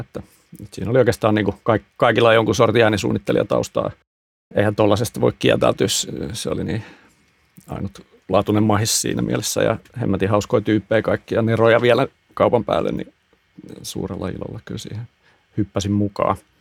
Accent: Hyvinkää, Uusimaa, Finland; mä oon Hyvinkäältä kotoisin

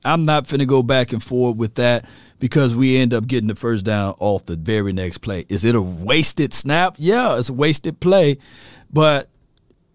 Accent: Natchez, Mississippi, United States; now in Texas, United States; Natchez, Mississippi. Shout out to my hometown

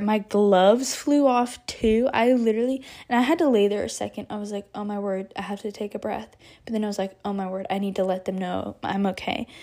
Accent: Texas, United States; I'm from Texas

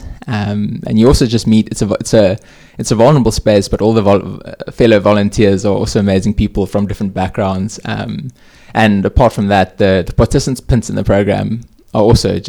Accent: Hermanus, Western Cape, South Africa; moved away as an adult; also born or lived in Stellenbosch; now in Cape Town, South Africa; I come from Hermanus, a family of four

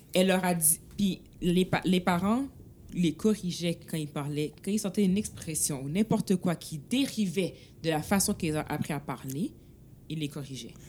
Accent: Montreal, Quebec, Canada; j'ai habité à RDP, mm. j'ai pas connu le monde de rivière jusqu'au cégep

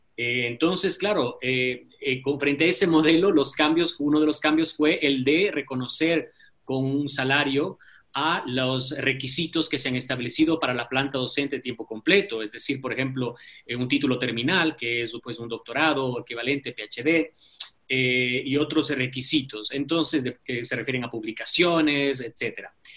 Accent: Ecuador; como ecuatorianos

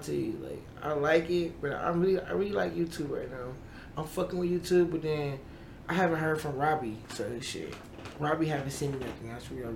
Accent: Milwaukee, Wisconsin, United States; I'm from Milwaukee.

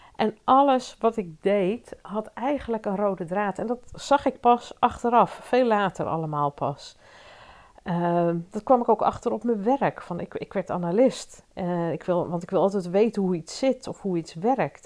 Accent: Leusden, Utrecht, Netherlands; in Leusden, waar ik opgegroeid ben

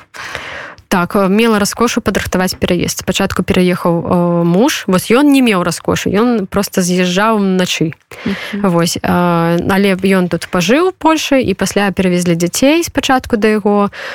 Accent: Belarus; now in Poland; мы беларусы гэта наши падзеі тым больш что мы зараз знаходзіимся в польльше

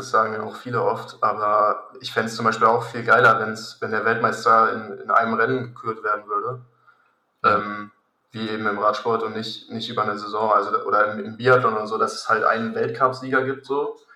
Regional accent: Königstein, Hesse, Germany; ich bin jetzt 20, bin in Königstein aufgewachsen, in der Nähe von Frankfurt.

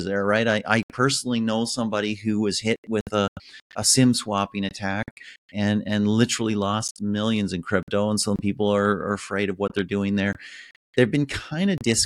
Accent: Canada; as a Canadian

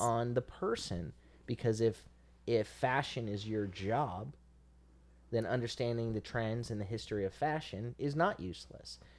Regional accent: Central Florida, United States; I'm not from South Florida, I'm from Central Florida

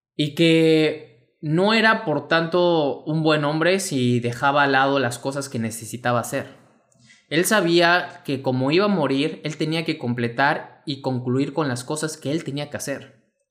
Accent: Mexico; mexicano, emprendedor y empresario

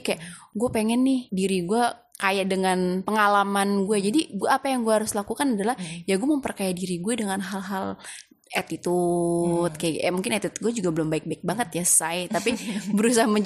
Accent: Pamulang, Banten, Indonesia; karena gue brojol di Pamulang dan gue besar di Pamulang, gue pasti tahu seluk beluk orang-orang Pamulang kayak gimana.

